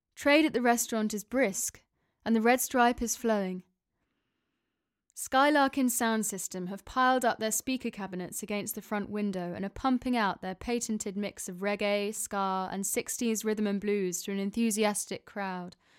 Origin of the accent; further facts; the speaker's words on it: Oxford, South East England, United Kingdom; my hometown of Oxford